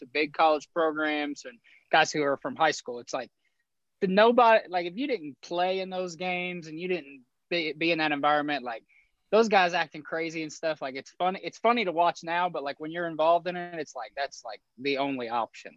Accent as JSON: {"language": "English", "region": "Southern Indiana", "country": "United States", "tie": "born or raised there", "said": "I'm from 15 minutes from there. I'm from Southern Indiana. So like I've grew up a huge Louisville fan"}